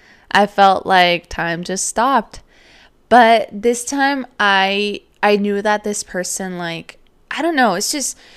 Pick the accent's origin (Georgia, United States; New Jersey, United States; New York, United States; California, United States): California, United States; And obviously me, I was from California and grew up most of my life here.